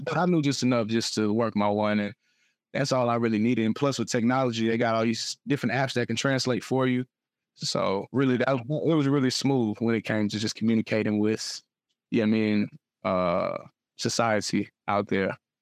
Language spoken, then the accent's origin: English; Atlanta, Georgia, United States; also born or lived in Smyrna, Georgia / Beijing, China; I'm from Atlanta.